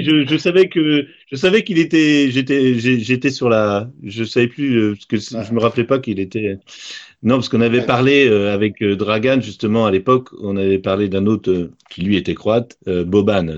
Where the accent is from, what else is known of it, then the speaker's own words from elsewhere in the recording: Rennes, Brittany, France; je suis rennais de naissance